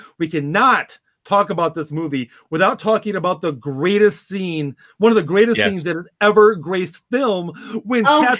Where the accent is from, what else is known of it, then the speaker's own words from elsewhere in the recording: United States; as an American